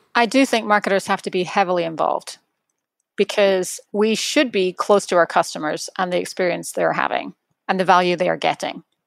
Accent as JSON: {"language": "English", "town": "Edinburgh", "region": "Scotland", "country": "United Kingdom", "tie": "born or raised there", "moved": "yes", "said": "my hometown is Edinburgh"}